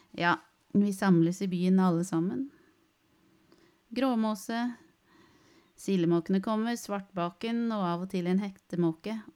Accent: Alta, Finnmark, Norway; Jeg er fra Alta.

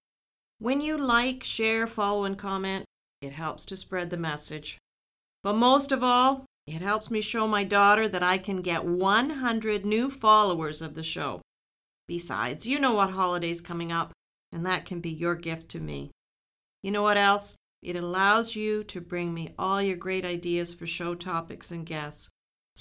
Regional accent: Ridgetown, Ontario, Canada; I grew up near Ridgetown

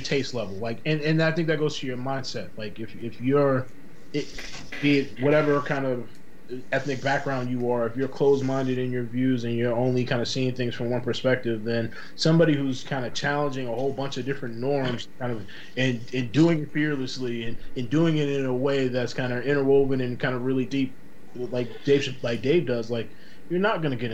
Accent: Boston, Massachusetts, United States; I'm born and raised in Boston

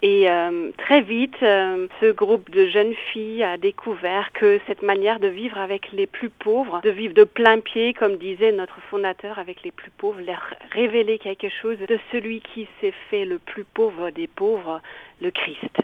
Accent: Bavaria, Germany; accent: Bavarian; French is a second language; moved away as an adult; also born or lived in Italy; now in Nevers, France; Je suis d'origine allemande, d'où le petit accent bavarois

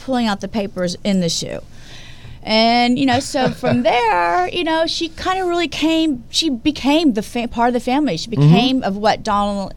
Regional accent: Houston, Texas, United States; moved away; being from Houston

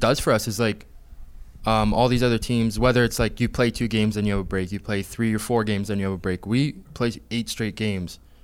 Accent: Hamilton, Ontario, Canada; that I'm from Hamilton

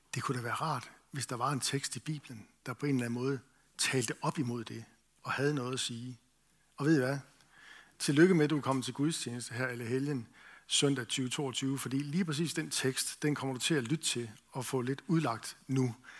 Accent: Esbjerg, Southern Denmark, Denmark; Jeg voksede op i Esbjerg

